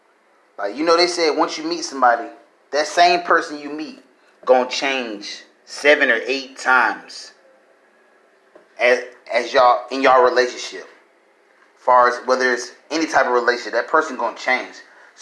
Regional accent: Illinois, United States; I was raised just my mom. My mom raised me and my brother. We came from Illinois. We came down. We went from place to place, school to school.

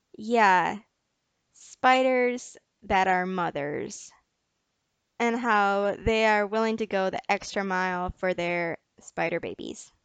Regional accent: United States; I'm American

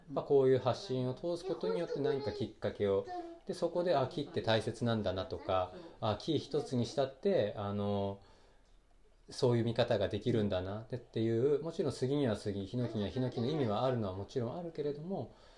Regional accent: Yokohama, Kanagawa, Japan; moved away; 僕神奈川県横浜生まれの育ち

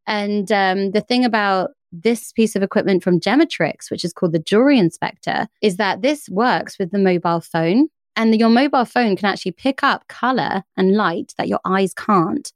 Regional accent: United Kingdom; I'm British

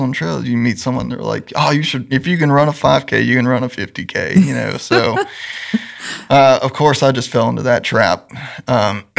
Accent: Randleman, North Carolina, United States; I grew up in Greensboro, a little town south of Greensboro called Randleman

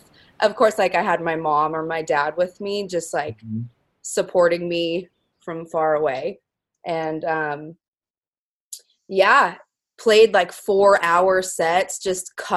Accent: Lake Forest, California, United States; I'm from Orange County. I'm from Lake Forest, actually

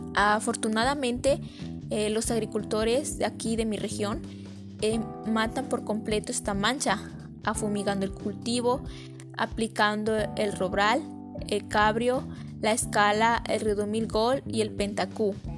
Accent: San Antonio Cuayuca, Puebla, Mexico; los cultivos de la cebolla de mi comunidad

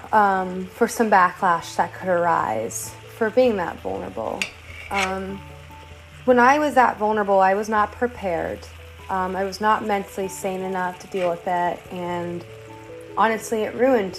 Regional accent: Austin, Texas, United States; I grew up in Austin, Texas

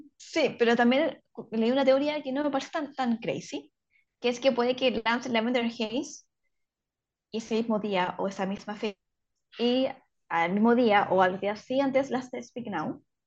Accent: Chile; nuestro país

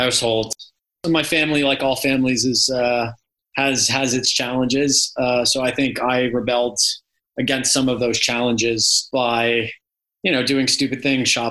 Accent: Toronto, Ontario, Canada; now in United Kingdom; I grew up in Toronto, Canada, in the suburbs

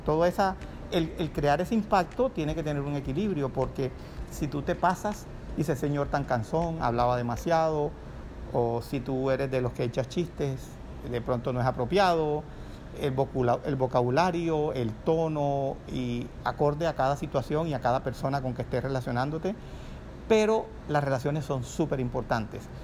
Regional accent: Cartagena, Bolívar, Colombia; moved away; also born or lived in Barranquilla / Bogotá / Miami; soy cartagenero, administrador de empresas. He vivido la primera etapa de mi vida en Cartagena

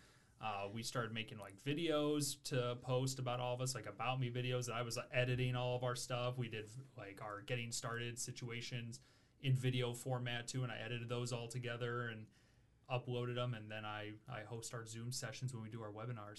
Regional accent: Michigan, United States; moved away as an adult; now in Illinois, United States; I'm from Michigan originally

